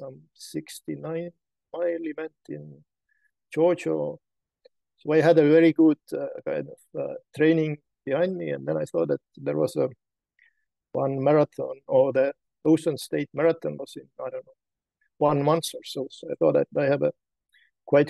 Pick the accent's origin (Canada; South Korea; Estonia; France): Estonia; I'm from Estonia